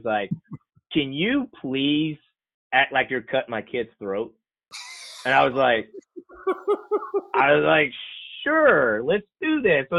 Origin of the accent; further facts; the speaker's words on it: Floyd County, Eastern Kentucky, United States; moved away as an adult; now in North Carolina, United States; I'm originally from Eastern Kentucky, a little county called Floyd.